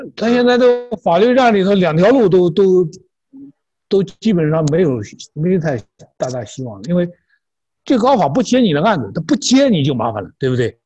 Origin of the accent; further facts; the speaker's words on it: China; 我们中国人